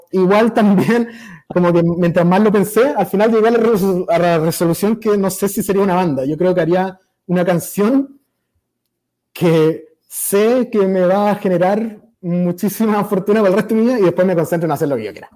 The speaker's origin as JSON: {"language": "Spanish", "country": "Chile", "also_born_or_lived": "Mexico", "moved": "as an adult", "lives_now": "United States", "said": "De Chile"}